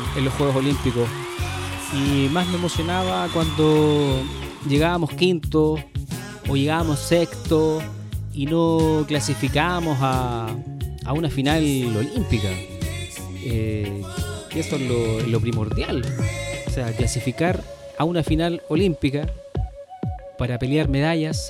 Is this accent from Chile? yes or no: yes; Chile; nosotros, los chilenos